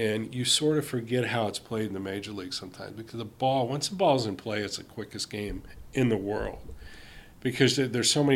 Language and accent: English; Cincinnati, Ohio, United States; I grew up in Cincinnati